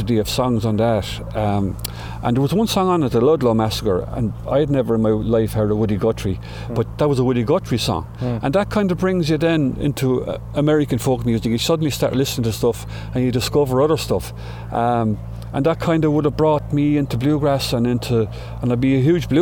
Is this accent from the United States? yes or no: no; Clonmel, Munster, Ireland; happy memories of growing up in Clonmel